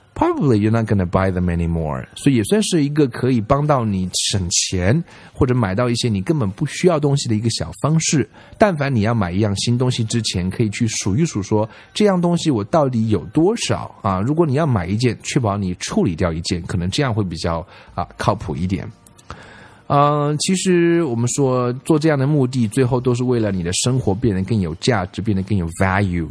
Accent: China; 在我们中国人看来

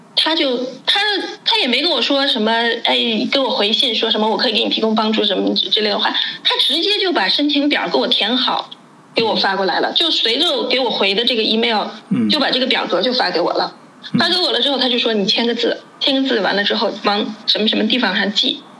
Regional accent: China; now in Germany; 我们中国人在这边做公司

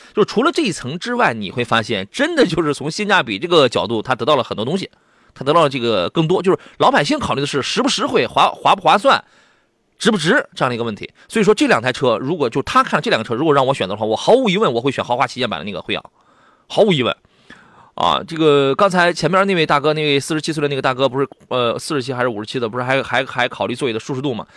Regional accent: Qingdao, Shandong, China; 我老家青岛

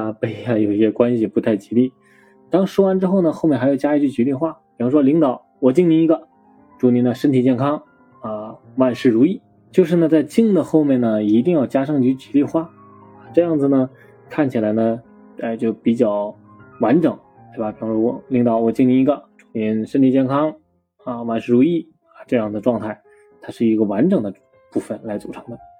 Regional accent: Henan, China; 不喝白酒啊，是显示不出我们河南人的热情，对吧？

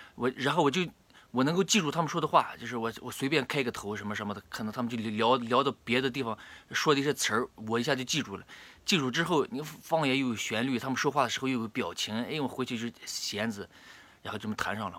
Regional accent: Baiyin, Gansu, China; 白银，甘肃白银

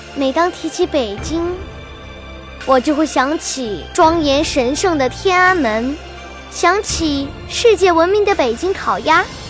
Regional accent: Liuyang, Hunan, China; 我只是一个来自湖南的普通孩子

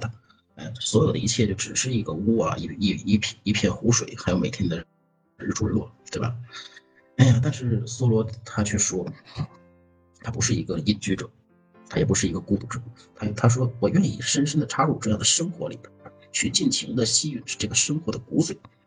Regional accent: China; 就像我们中国人说的：“哎呀，死了没人埋可咋整？死，对吧？”

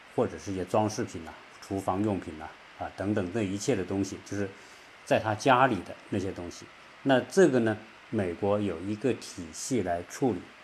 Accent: China; 我们中国人

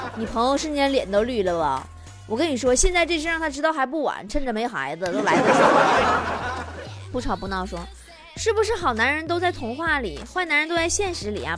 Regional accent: Northeast China, China; 作为一个东北人

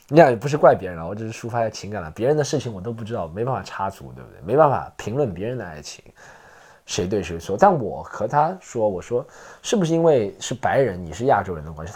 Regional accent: China; first language Mandarin Chinese; 我作为一个中国人

